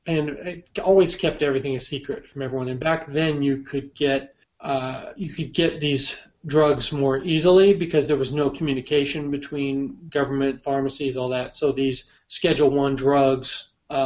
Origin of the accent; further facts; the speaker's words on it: Bellevue, Washington, United States; moved away; also born or lived in Gainesville / Seattle / Jacksonville / San Diego; I'm from Bellevue originally